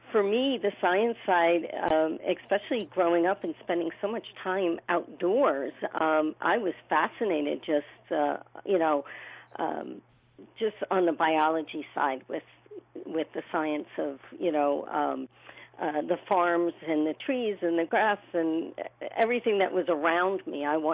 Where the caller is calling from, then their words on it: New York, United States; So I am based in Rockland County, New York. It's just 15 miles north of the George Washington Bridge from the city.